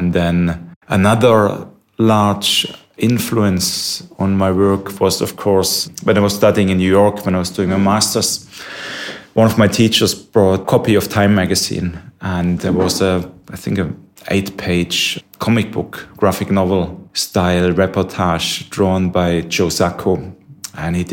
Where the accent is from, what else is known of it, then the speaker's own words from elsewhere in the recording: Germany; now in London, United Kingdom; I'm from Germany originally.